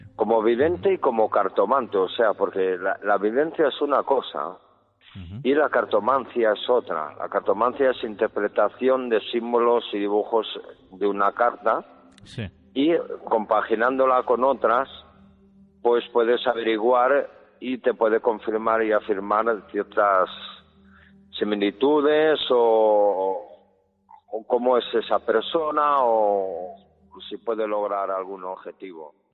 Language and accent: Spanish; El Bierzo, Castile and León, Spain; now in Madrid, Spain; yo realmente no soy madrileño. Yo nací en la zona o comarca del Bierzo, de Benvidre